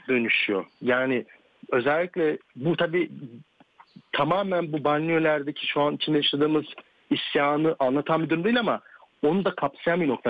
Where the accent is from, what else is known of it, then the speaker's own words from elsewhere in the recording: Turkey; moved away as an adult; now in France; Türkiye'de büyümüş olmam. E, çünkü hmm. Türk, liseyi ve üniversite Türkiye'de okudum